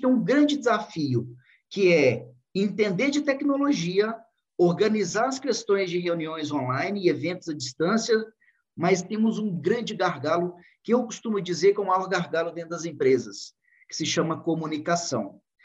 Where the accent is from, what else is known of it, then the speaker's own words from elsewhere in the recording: Divinópolis, Minas Gerais, Brazil; accent: mineiro; Sou mineirinho de Divinópolis, Minas Gerais